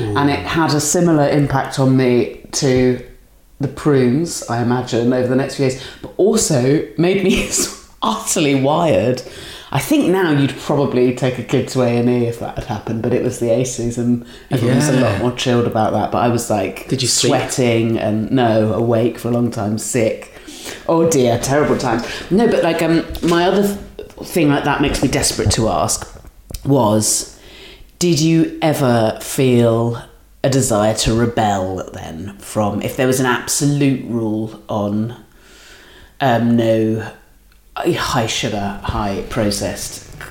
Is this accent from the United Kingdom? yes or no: yes; Dorset, South West England, United Kingdom; also born or lived in Catford; now in London, United Kingdom; I'm from Dorset